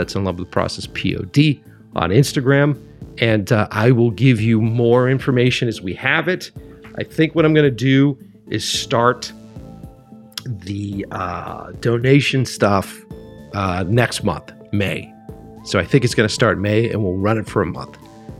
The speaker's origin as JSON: {"language": "English", "town": "Boston", "region": "Massachusetts", "country": "United States", "moved": "as an adult", "lives_now": "Los Angeles, United States", "said": "I'm originally from East Coast, originally from Boston area, and did that stuff for years. Was directing there for like 20 plus years, and then did the move out here to Los Angeles."}